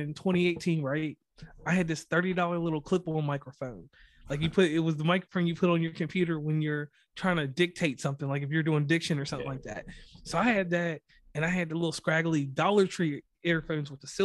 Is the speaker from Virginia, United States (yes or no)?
yes; Virginia, United States; moved away as an adult; now in West Virginia, United States; I'm from Virginia, but I live predominantly in West Virginia for almost, I don't know, since 2006